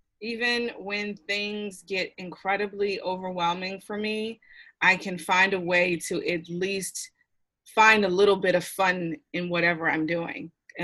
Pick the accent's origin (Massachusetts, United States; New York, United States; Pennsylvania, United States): Pennsylvania, United States; Philadelphia; I'm from Philly originally. So I don't know if everyone knows that about me. It's like born and bred, still live there.